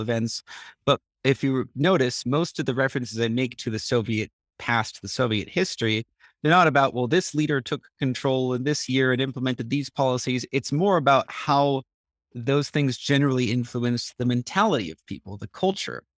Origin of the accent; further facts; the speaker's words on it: California, United States; moved away as an adult; now in Armenia; I grew up in California